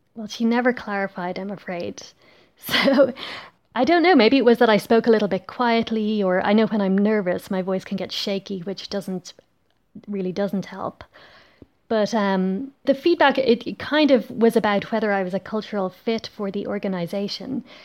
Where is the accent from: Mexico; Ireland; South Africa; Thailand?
Ireland; now in Belgium